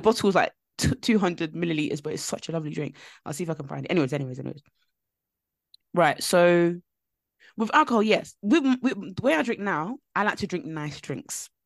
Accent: London, United Kingdom; I grew up in East London, like, and when I say I grew up in East London, it was very, very rough

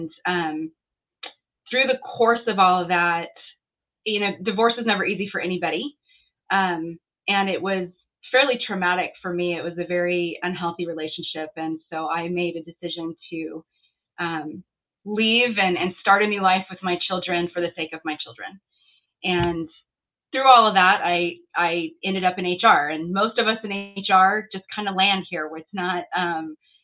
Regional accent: Southern California, United States; moved away as an adult; also born or lived in Washington, D.C.; now in Texas, United States; I was born and raised in Southern California

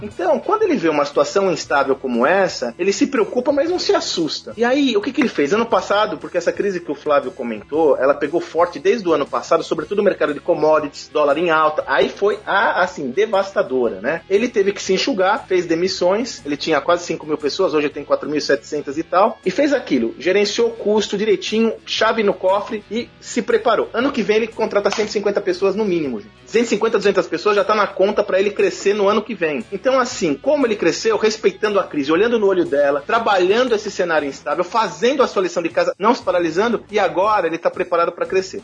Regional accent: Santos, São Paulo, Brazil; Eu sou de Santos, minha família é de Santos

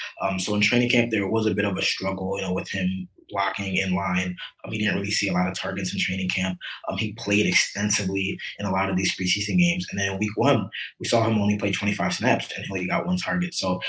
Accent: Towson, Maryland, United States; moved away as an adult; now in South Florida, United States; I'm from Maryland, born and raised, grew up in Towson, went to Towson High School, University of Maryland. So I'm Maryland through and through.

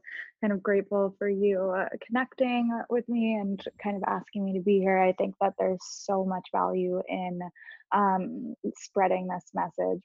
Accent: Long Island, New York, United States; I grew up on Long Island and went to NYU

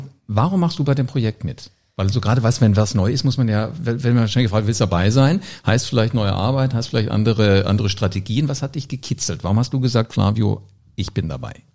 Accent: Oberjosbach, Hesse, Germany; ich bin groß geworden auf dem Dorf. Äh, Oberjosbach, das ist in der Nähe hier von, von Wiesbaden

